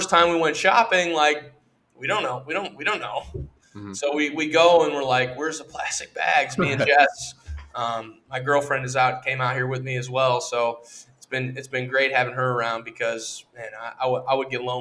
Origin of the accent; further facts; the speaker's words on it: United States; moved away; as an American